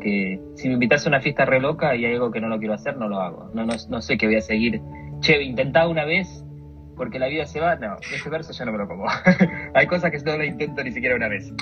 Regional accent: Argentina; moved away as an adult; now in New York, United States; vine de Argentina, me mudé de Argentina

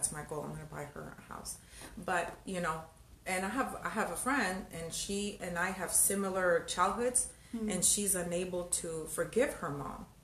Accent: El Salvador; I'm from El Salvador

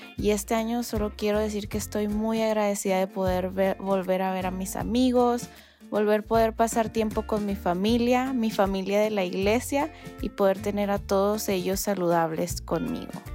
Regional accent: El Paso, Texas, United States; soy del Paso, Texas

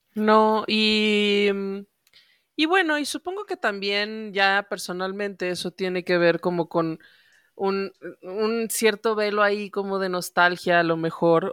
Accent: León, Guanajuato, Mexico; moved away as an adult; now in Mexico City, Mexico; lo que yo no pude hacer en León, porque yo me tuve que venir

